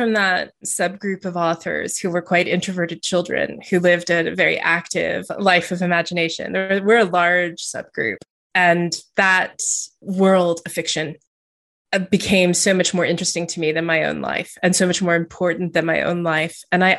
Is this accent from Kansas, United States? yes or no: no; Texas, United States; moved away as an adult; also born or lived in Montana / Louisiana; now in England; I grew up all over the place. My parents moved a lot. So I lived in the US. I was born in the US, actually. And I lived there until I was in my 20s. And then I moved to England. So I grew up in Texas a bit and in Montana a bit and in Louisiana a bit.